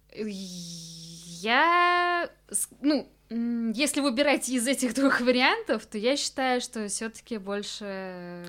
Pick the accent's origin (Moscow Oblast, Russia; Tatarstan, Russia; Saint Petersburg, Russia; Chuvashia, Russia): Chuvashia, Russia; Cheboksary; moved away; когда ты приезжаешь домой. Вроде это, да, твой дом, где ты вырос